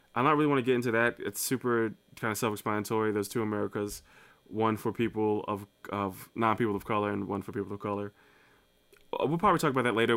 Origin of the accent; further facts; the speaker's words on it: New Jersey, United States; now in Saint Louis, United States; I'm from Saint Louis, Missouri, by way of New Jersey